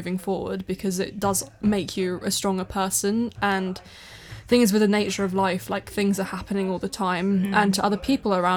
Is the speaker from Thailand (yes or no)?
yes; Thailand; now in United Kingdom; I grew up in Thailand